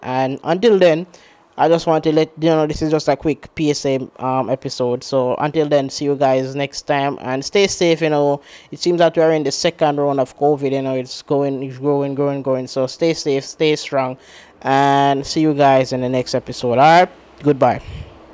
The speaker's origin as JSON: {"language": "English", "country": "Jamaica", "said": "I'm from Jamaica"}